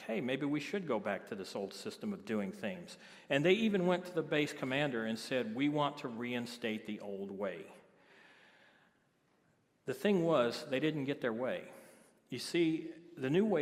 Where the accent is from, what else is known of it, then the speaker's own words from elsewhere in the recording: Biloxi, Mississippi, United States; moved away; I'm originally from Biloxi, Mississippi